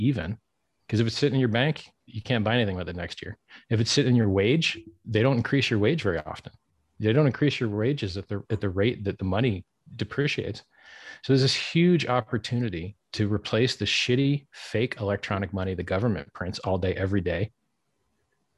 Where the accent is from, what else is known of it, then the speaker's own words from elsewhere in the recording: Miami, Florida, United States; I'm from Miami